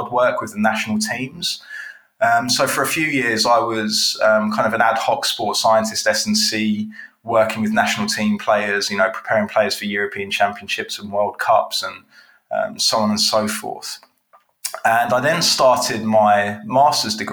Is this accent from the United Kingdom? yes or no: yes; Watford, East of England, United Kingdom; living in Watford and growing up in Watford